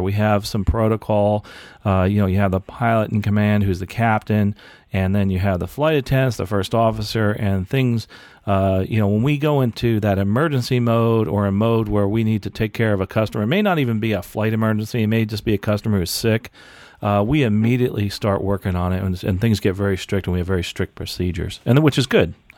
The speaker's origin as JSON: {"language": "English", "country": "United States", "tie": "born or raised there", "said": "born and raised in the United States"}